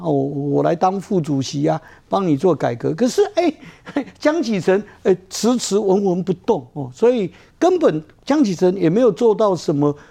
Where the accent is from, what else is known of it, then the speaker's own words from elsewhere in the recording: Taiwan; 我们两千三百万，我们台湾人